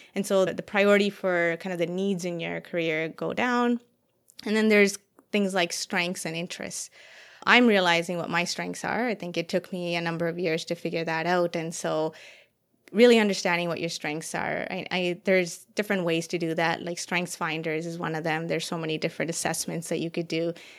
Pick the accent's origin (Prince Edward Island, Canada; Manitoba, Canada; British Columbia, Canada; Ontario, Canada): Ontario, Canada; Toronto; moved away as an adult; also born or lived in Saskatchewan; I was from Ontario or not from Saskatchewan